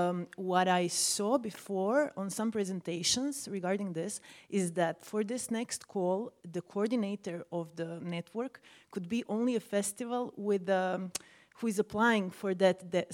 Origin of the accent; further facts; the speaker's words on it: Croatia; I come from Croatia.